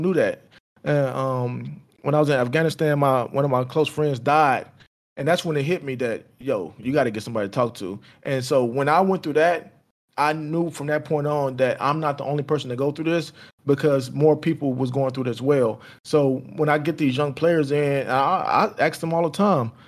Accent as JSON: {"language": "English", "town": "Houston", "region": "Texas", "country": "United States", "said": "I'm from Fifth Ward in Houston, Texas."}